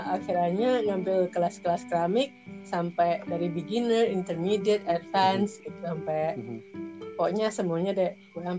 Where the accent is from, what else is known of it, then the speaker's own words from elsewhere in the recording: Kalimantan, Indonesia; karena saya besarnya di Kalimantan